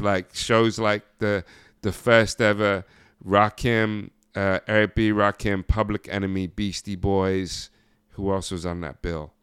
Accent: near Ipswich, East of England, United Kingdom; moved away as an adult; also born or lived in New York, United States; being in a place like that, 'cause you had London and you had Ipswich, which is right down the street

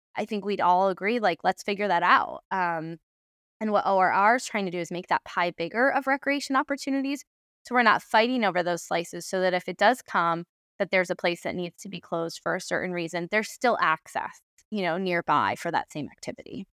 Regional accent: Adirondacks, New York, United States; now in Baltimore, United States; I grew up in the Adirondacks

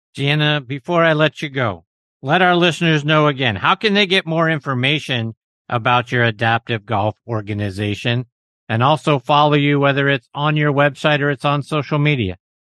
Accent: Pittsburgh, Pennsylvania, United States; my hometown of Pittsburgh, Pennsylvania

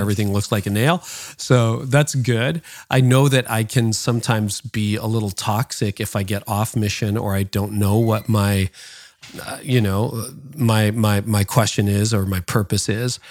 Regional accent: Canada; my parents were born in the Netherlands and I was born in Canada.

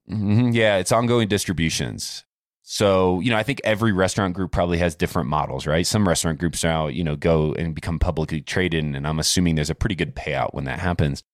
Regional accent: Warsaw, Indiana, United States; moved away; Where I grew up in Warsaw, Indiana is the orthopedic capital of the world

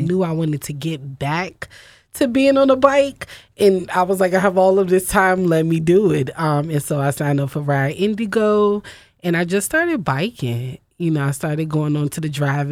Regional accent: Virginia, United States; moved away as an adult; now in Philadelphia, United States; I grew up riding bikes in Virginia

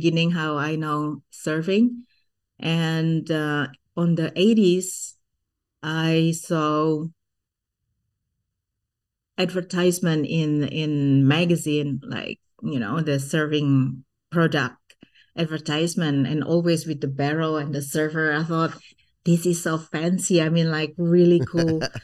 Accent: Bandung, West Java, Indonesia; first language Sundanese; English is a second language; I was born and raised in Bandung, West Java

